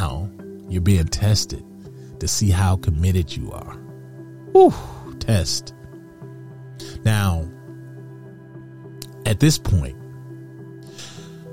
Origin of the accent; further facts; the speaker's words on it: Detroit, Michigan, United States; growing up in Detroit, going down Michigan Avenue